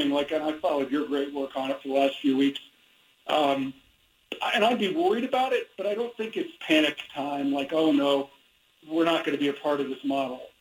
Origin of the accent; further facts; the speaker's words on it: Midwest, United States; I know seasonal mood disorder is a real thing because I grew up in the Midwest and I know about those winters